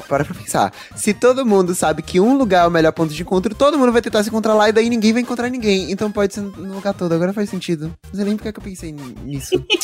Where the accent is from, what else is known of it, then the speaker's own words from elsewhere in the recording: Salvador, Bahia, Brazil; meu registro de baiano, soterapolitano e cabuloso, que é como me chamam por ser nascido e criado no Cabula